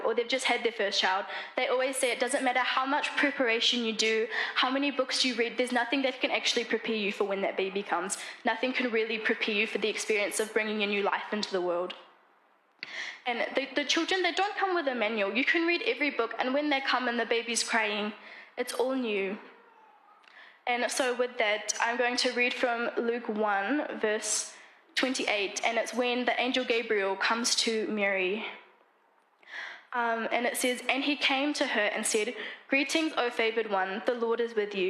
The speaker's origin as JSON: {"language": "English", "country": "New Zealand", "also_born_or_lived": "Namibia", "moved": "as an adult", "said": "I am from New Zealand"}